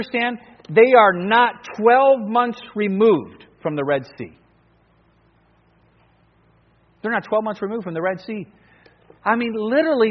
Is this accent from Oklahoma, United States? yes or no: no; Cleveland, Ohio, United States; moved away as an adult; also born or lived in New Guinea; me growing up in Cleveland